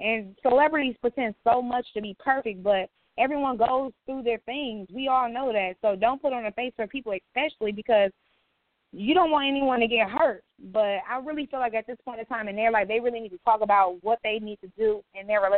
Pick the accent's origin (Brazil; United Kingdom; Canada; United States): United States; Milwaukee, Wisconsin; we're from Milwaukee. Milwaukee what? Milwaukee, Wisconsin.